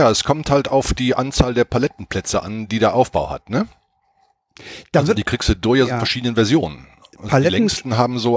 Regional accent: Cologne, North Rhine-Westphalia, Germany; now in Nuremberg, Germany; bin dann irgendwann von Köln weg, also ich bin in Köln aufgewachsen, äh, nach Nürnberg umgezogen

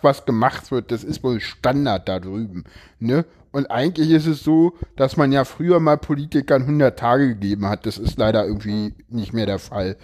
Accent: East Germany, Germany; ich komme aus dem Osten

